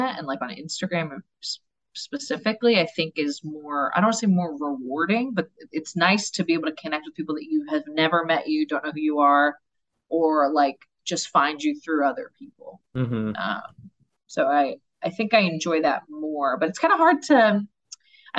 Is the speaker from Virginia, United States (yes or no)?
no; New York City, New York, United States; moved away; also born or lived in Florida; I'm originally from New York, and then I lived in Florida for a while